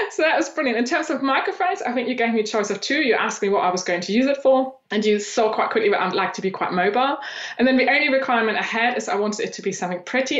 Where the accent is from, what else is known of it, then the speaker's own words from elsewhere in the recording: eastern Germany, Germany; moved away as an adult; now in England; I grew up in Eastern Germany